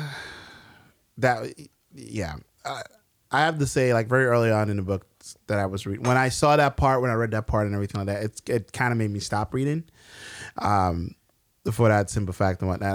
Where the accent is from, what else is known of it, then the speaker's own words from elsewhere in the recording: New York, United States; we're from New York